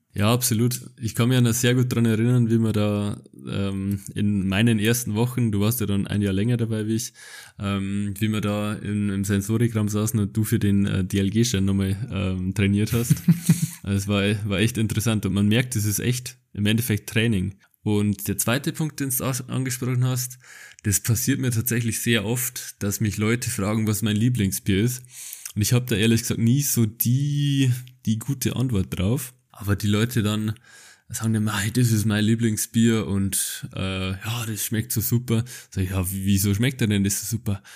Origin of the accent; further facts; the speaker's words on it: Bavaria, Germany; ich bin aus Bayern